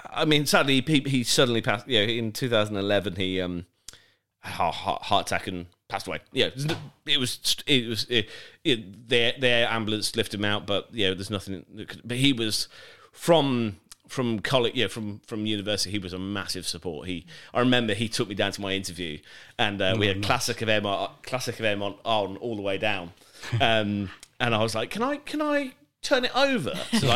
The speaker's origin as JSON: {"language": "English", "town": "Birmingham", "region": "West Midlands", "country": "United Kingdom", "also_born_or_lived": "Winchester", "accent": "generic", "said": "Because I lost my Birmingham accent. I'm originally from Birmingham. Not from there, but I can't speak like it. I went down to Winchester and I went down with a Birmingham accent, and they were like, \"You can't speak like that around here.\""}